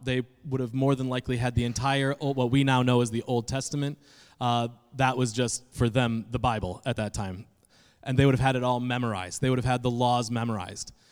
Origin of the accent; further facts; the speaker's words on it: Adirondack Mountains, New York, United States; moved away; also born or lived in Indiana; I am from the Northeast, specifically New York, and even more specifically, the middle of nowhere. uh, in the Adirondack Mountains of New York